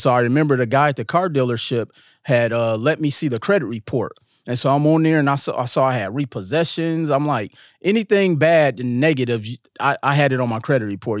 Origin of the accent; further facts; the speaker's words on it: Milwaukee, Wisconsin, United States; growing up in Milwaukee